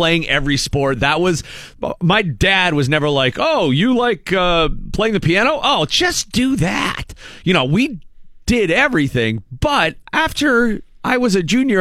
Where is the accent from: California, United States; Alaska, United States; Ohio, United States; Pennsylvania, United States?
Pennsylvania, United States; Erie; being from Erie